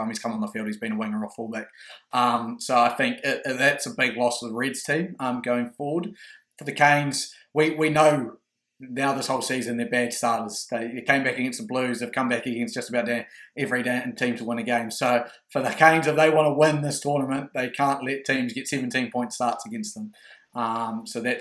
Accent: New Zealand; As a New Zealander

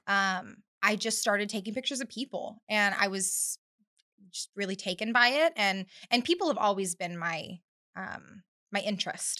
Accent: Bakersfield, California, United States; moved away as an adult; now in North Carolina, United States; I was born and raised in Bakersfield, California

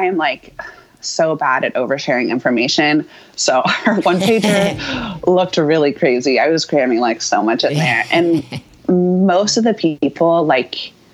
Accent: Houston, Texas, United States; moved away as an adult; also born or lived in Austin, Texas; now in New York, United States; I grew up in Texas, so I was going, and I lived in Austin for 10 years, but I grew up in Houston

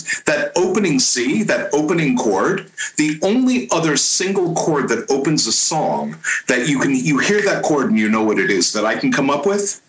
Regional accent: San Francisco, California, United States; now in East Bay, United States; I was born and raised in San Francisco.

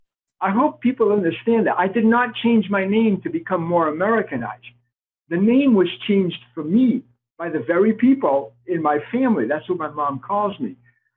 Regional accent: Portugal; born there; Obviously, my first name cannot be Peter if I was born in Portugal.

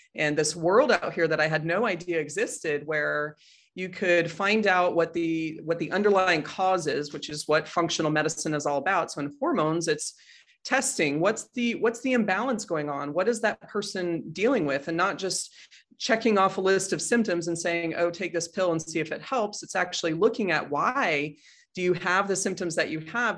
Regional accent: Boulder, Colorado, United States; also born or lived in Chicago, Illinois / Washington State / Denver, Colorado; most of my childhood from second grade through college gra-, or high school graduation was in Boulder, Colorado, so grew up there

